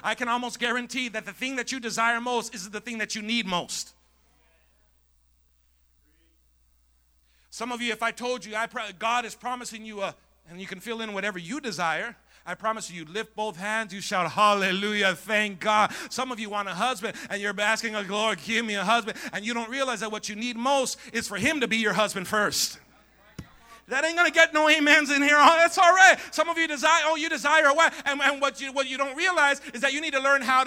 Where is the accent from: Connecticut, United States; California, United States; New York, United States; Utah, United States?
California, United States; Coachella; Growing up in Coachella